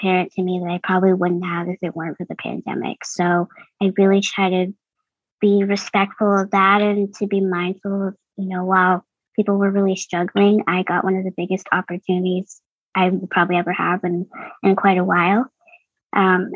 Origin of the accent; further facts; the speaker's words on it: Boston, Massachusetts, United States; I'm from Boston, Massachusetts. I was born and raised here